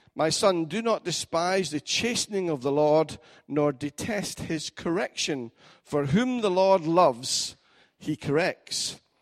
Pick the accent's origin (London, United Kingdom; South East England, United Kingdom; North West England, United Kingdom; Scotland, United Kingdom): Scotland, United Kingdom; as a Scotsman